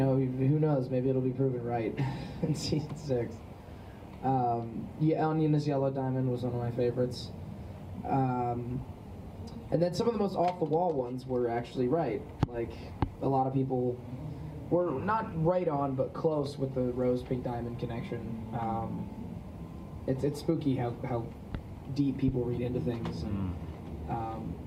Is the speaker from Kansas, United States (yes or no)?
no; Los Angeles, California, United States; the environment I grew up in Los Angeles